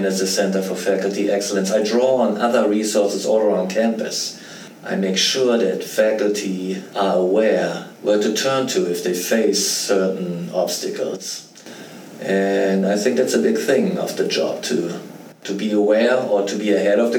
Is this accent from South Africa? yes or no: no; Germany; moved away as an adult; I grew up in Germany, and I went through the German university system before I came over here